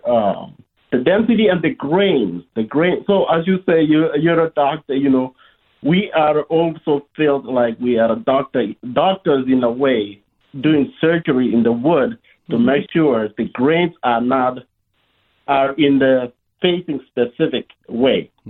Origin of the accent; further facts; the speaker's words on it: Rift Valley, Kenya; now in United States; I'm originally from Kenya